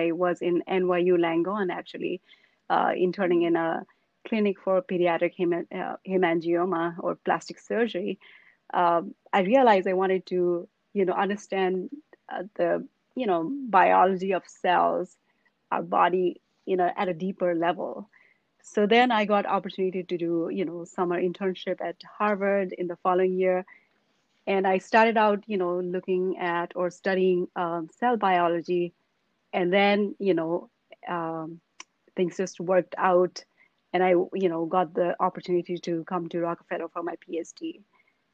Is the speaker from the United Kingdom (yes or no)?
no; Kathmandu, Bagmati, Nepal; moved away as an adult; now in United States; I grew up in Nepal, in Kathmandu, which is the capital city.